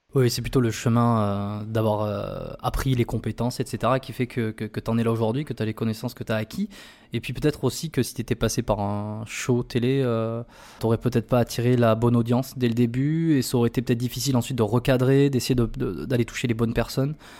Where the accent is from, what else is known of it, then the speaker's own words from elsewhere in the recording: France; moved away as an adult; now in Montreal, Canada; Je suis français évidemment, ça s'entend, tout le monde tout le monde l'entend